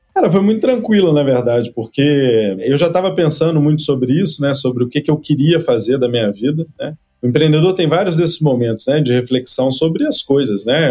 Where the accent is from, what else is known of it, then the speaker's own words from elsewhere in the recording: Cataguases, Minas Gerais, Brazil; moved away as an adult; also born or lived in Aspen, Colorado, United States; Eu sou de uma cidade, ô Leandro, que tem 70 mil habitantes, chama Cataguases, interior de Minas Gerais